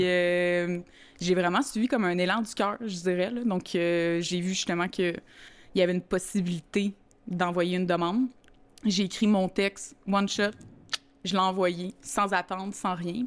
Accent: Montreal, Quebec, Canada; moved away as an adult; now in Saint-Lin–Laurentides, Canada; j'ai grandi à Montréal-Nord

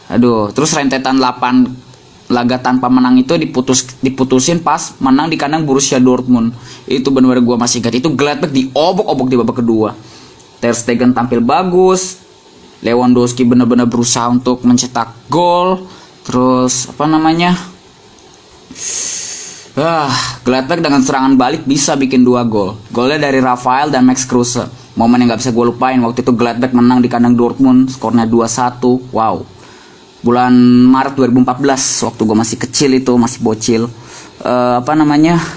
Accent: Bogor Regency, West Java, Indonesia; bahkan ada di daerahku Kabupaten Bogor

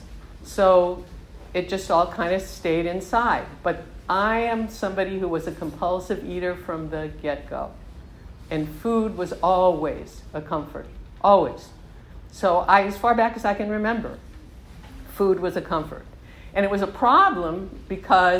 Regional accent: Southern California, United States; I grew up in Southern California

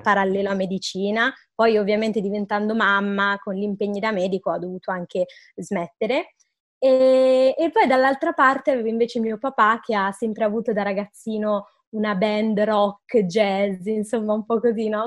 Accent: Milan, Lombardy, Italy; io sono di Milano

